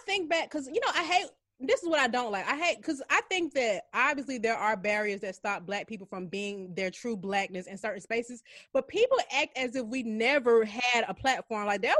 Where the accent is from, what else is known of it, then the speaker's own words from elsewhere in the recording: Atlanta, Georgia, United States; I'm glad I'm from the hood. I'm glad I'm from Atlanta.